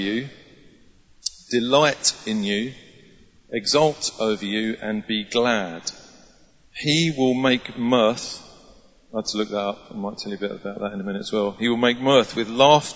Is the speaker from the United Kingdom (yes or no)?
yes; England, United Kingdom; we're so English